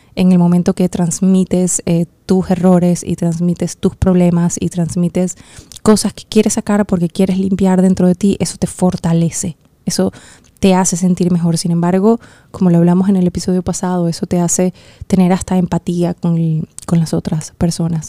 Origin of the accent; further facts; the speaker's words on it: Venezuela; en Venezuela, en mi país